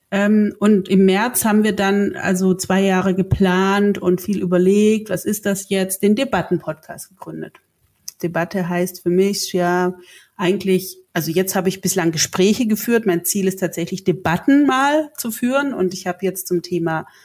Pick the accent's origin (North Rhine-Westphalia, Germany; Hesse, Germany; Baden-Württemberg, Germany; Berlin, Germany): Baden-Württemberg, Germany; accent: Swabian; Ich komme ja auch aus dem Süden und habe damals gab es noch SDR 3 mit äh, 16, 17 ein im besten Schwäbisch gesprochenen ein Tape geschickt